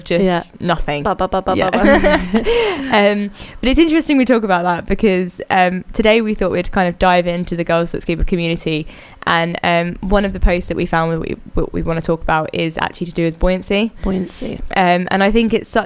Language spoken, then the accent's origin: English; England, United Kingdom; also born or lived in Costa del Sol, Spain; now in Malaga, Spain; I am from England originally. I now live on the Costa del Sol in Spain near Malaga